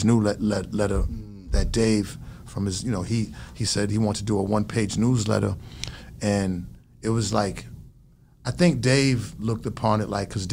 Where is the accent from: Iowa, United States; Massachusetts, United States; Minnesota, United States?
Massachusetts, United States; Boston; I'm from Roxbury, Dorchester section of Massachusetts